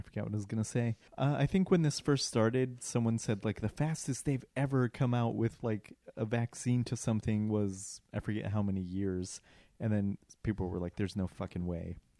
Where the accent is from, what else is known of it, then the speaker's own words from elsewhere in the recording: Colorado, United States; moved away; I'm from Colorado